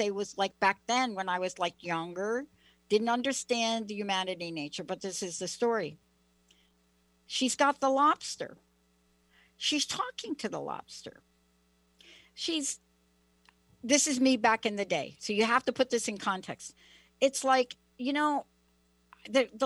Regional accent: East Coast, New England, United States; moved away; I'm from the East Coast

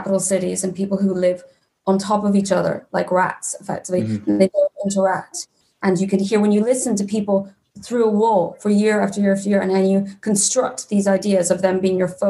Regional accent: Switzerland; moved away; I grew up in Switzerland

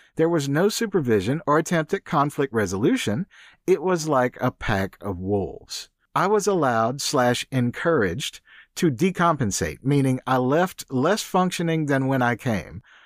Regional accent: Deep South, United States; moved away; I was born in the Deep South in the U S, and football was as big there as soccer in Europe when I was a kid

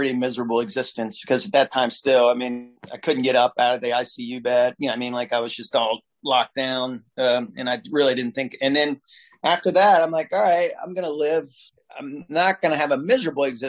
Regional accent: Norwood, Ohio, United States; growing up in Norwood, was literally like Mayberry

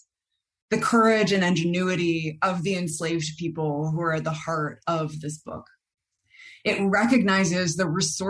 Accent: Midwest, United States; moved away as an adult; now in California, United States; I grew up in the Midwest

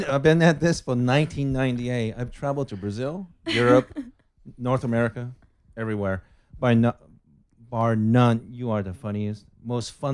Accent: Japan; moved away as an adult; now in Los Angeles, United States; My background is I'm originally from Japan. I've been living in Los Angeles for almost 10 years

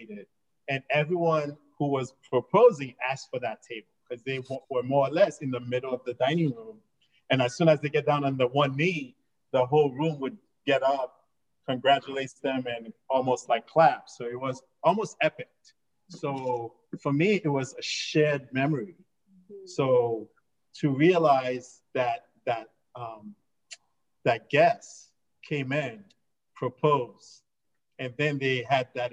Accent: New York, United States; I grew up in New York.

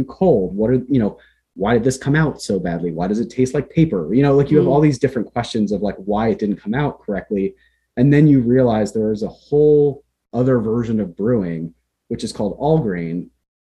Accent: Central Pennsylvania, United States; moved away as an adult; also born or lived in New Jersey; now in Berkshires, United States; I was born in New Jersey, and then my family moved to Pennsylvania in the early 90s

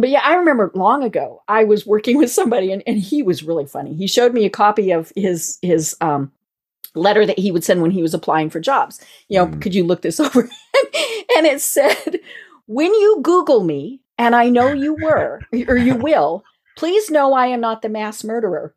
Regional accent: Colorado, United States; now in Atlanta, United States; I'm I'm I'm from Colorado

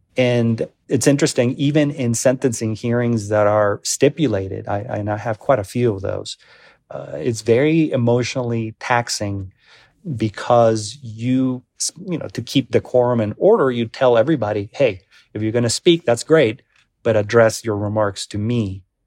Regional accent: Mexico; also born or lived in Denver; now in Colorado, United States; I'm an immigrant, I'm from Mexico, I'm a naturalized citizen

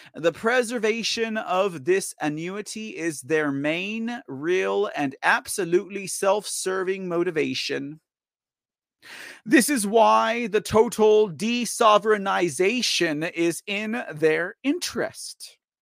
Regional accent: United States; as an American

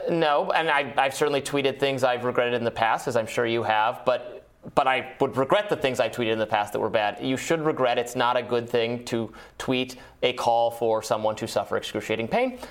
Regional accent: Michigan, United States; moved away; I'm from Michigan originally

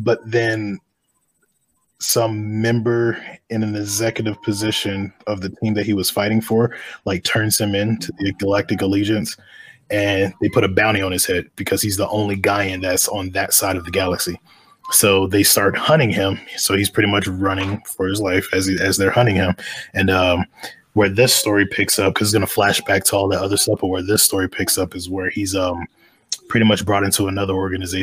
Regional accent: North Carolina, United States; now in Colorado Springs, United States; originally, I'm from North Carolina

